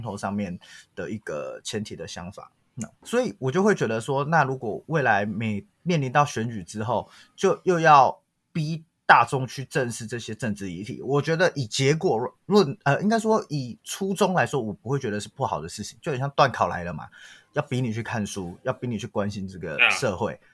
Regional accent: southern Taiwan, Taiwan; 我们南部人吃那么多污染

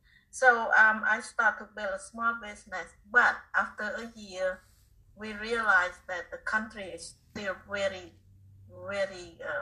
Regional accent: Cambodia; English is a second language; moved away as an adult; also born or lived in Connecticut, United States; now in United States; my hometown is not too far from Thailand.

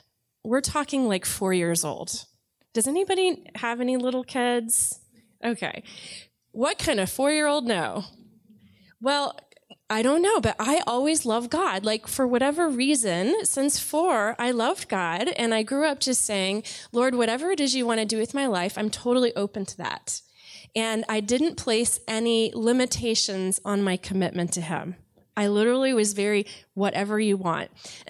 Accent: Mount Dora, Florida, United States; I am from Central Florida. I grew up in Mount Dora.

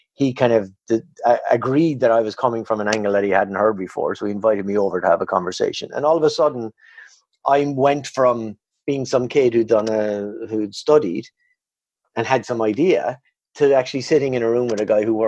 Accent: Ireland; moved away as an adult; also born or lived in Canada; I'm Irish

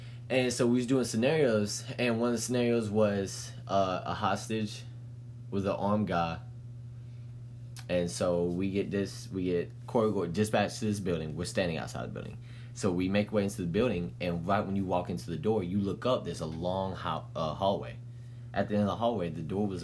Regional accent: Mississippi, United States; I'm from Mississippi.

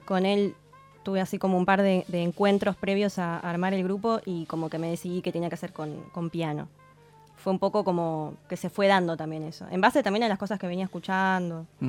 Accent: Campana, Buenos Aires Province, Argentina; yo soy de Campana.

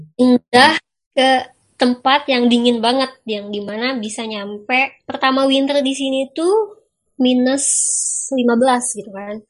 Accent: Bandung, West Java, Indonesia; moved away as an adult; also born or lived in Dubai, United Arab Emirates; now in Oslo, Norway; asal rantau saya dari Bandung

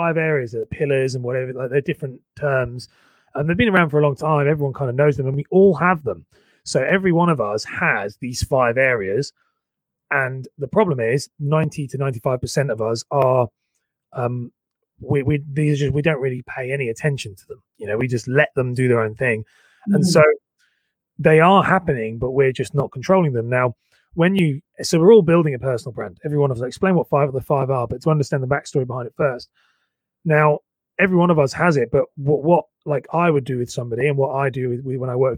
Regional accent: Cambridge, East of England, United Kingdom; moved away; also born or lived in London; I was living in London, but I'm from Cambridge.

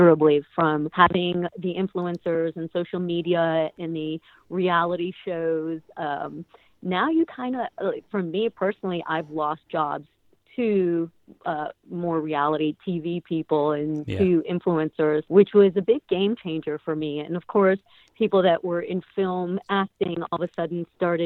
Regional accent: Chicago, Illinois, United States; moved away; I grew up in Chicago. When I was back in Chicago at like 15, 16 years old

